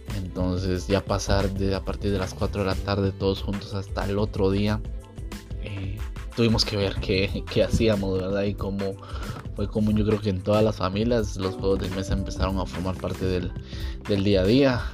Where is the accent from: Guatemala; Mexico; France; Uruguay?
Guatemala; nuestro país